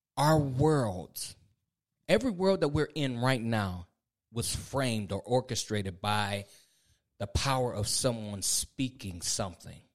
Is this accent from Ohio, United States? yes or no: yes; Ohio, United States; moved away as an adult; now in North Carolina, United States; I'm from the Midwest. I'm from Ohio